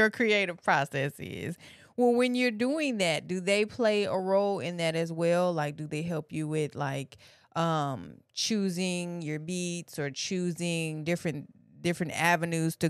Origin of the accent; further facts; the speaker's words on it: Detroit, Michigan, United States; I'm from Detroit as well